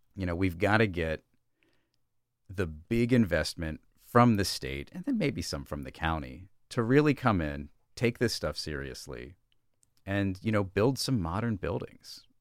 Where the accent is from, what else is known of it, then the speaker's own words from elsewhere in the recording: Brandywine Springs Manor, Delaware, United States; I grew up in, uh, Brandywine Springs Manor, which is off of Falkland Road